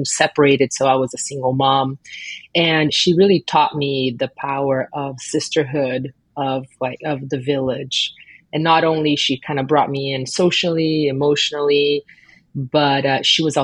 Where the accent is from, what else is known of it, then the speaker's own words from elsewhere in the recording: Brazil; moved away; I grew up in Brazil